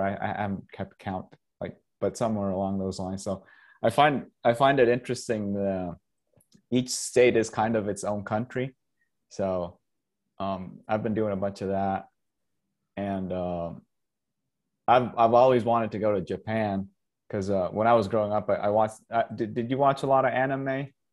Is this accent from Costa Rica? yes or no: yes; Costa Rica; first language Spanish; English is a second language; moved away as an adult; also born or lived in Canada / Michigan / Los Angeles / Southern Utah; now in Utah, United States; I grew up in Costa Rica.